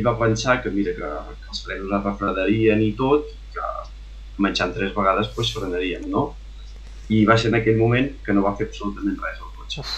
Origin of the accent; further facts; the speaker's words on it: Olost de Lluçanès, Catalonia, Spain; also born or lived in Vic; now in Santa Coloma de Farners, Spain; sóc d'Aules de Lluçanès, nativament, després vam anar a viure a Vic i ara finalment resideixo a Santa Coma de Farners